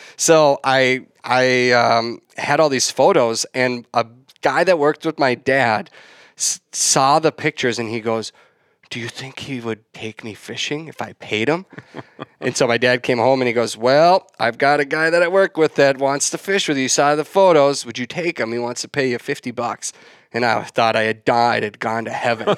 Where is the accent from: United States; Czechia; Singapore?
United States; west of the Twin Cities Metro, Minnesota; I grew up in West, just west of the, uh, Twin Cities Metro.